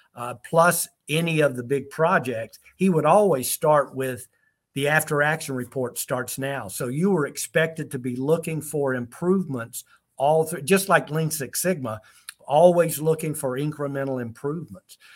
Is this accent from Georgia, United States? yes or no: yes; College Park, Georgia, United States; now in Germany; i'm right there from college park riverdale area in the atlanta area uh, that's where I'm from originally